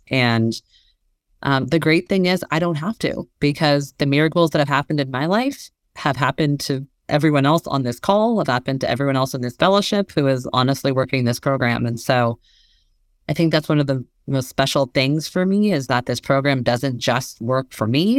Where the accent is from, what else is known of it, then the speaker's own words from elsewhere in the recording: Bay Area, California, United States; moved away as an adult; also born or lived in Massachusetts; I grew up in the Bay Area